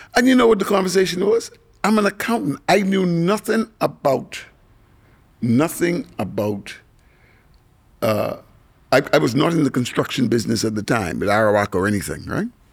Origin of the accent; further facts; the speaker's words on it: Nassau, New Providence, Bahamas; I grew up in Ross Corner